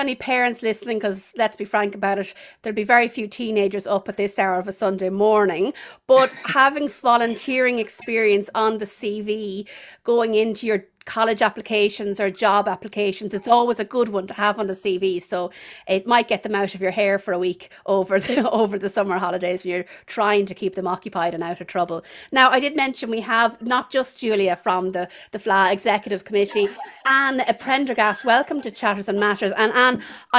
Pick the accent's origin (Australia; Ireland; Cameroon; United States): Ireland; Tullamore, County Offaly; how proud I was of Tullamore at the time. You know, being my hometown